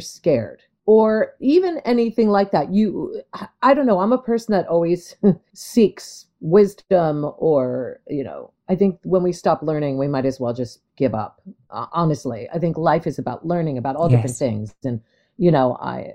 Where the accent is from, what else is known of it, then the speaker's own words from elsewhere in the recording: New Jersey, United States; moved away as an adult; also born or lived in New York City; I grew up in New Jersey, which is basically the Liverpool of the United States